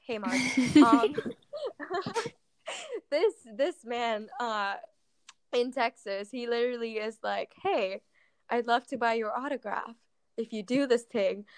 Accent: Mumbai, Maharashtra, India; I'm originally from Mumbai, India

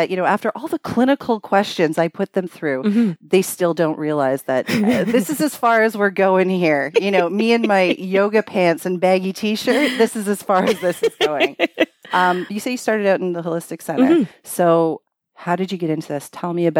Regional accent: Scarborough, Ontario, Canada; My hometown.

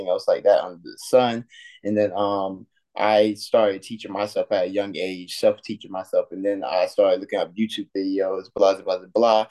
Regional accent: Effingham, Georgia, United States; I grew up in actually Effingham, Georgia, so like 45 minutes away from Savannah.

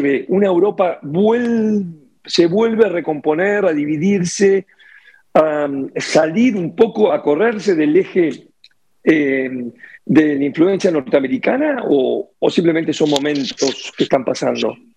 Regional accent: Uruguay; yo soy uruguayo

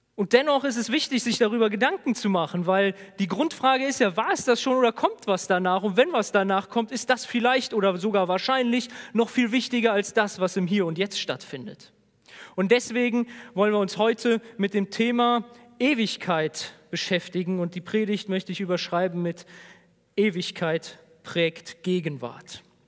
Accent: Germany; als Deutsche

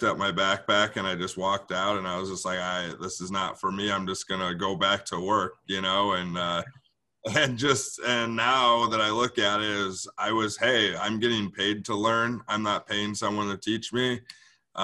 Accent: Milwaukee, Wisconsin, United States; I'm born and raised in Bayview. So I'm back in my home neighborhood, in my little area in Milwaukee. But I've been here my whole life

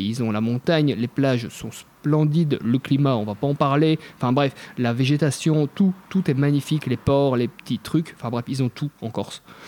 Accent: Belgium; je suis belge, mais on est vraiment un peuple sympa

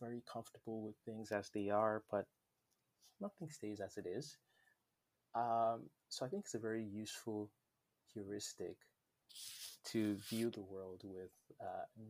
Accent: Nigeria; moved away; When I was growing up in Nigeria, I always felt like an outsider, even when I lived in my own country

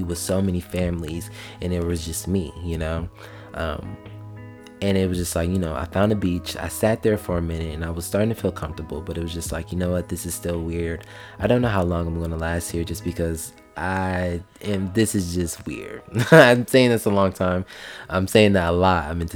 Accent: Columbus, Ohio, United States; moved away as an adult; now in Georgia, United States; in my hometown, in Columbus, Ohio

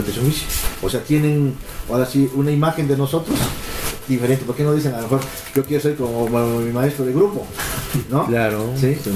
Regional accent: Oaxaca, Mexico; nosotros los oaxaqueños

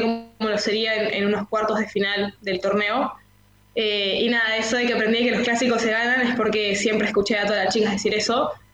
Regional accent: Peru; moved away as an adult; also born or lived in San Telmo, Buenos Aires, Argentina; now in Buenos Aires, Argentina; yo nací y siempre viví en Perú.

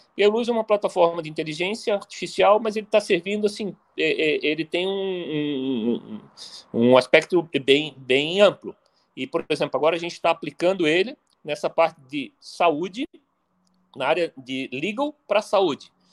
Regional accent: Brazil; só nós, como brasileiros

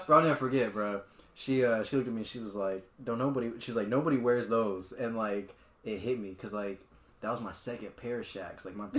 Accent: Georgia, United States; growing up in Georgia

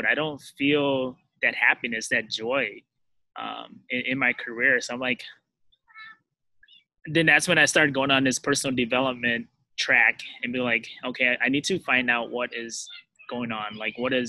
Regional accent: United States; I was born in the States, but my mom and dad escaped like a war-torn country and came to the U.S. So I was fortunate enough to grow up here

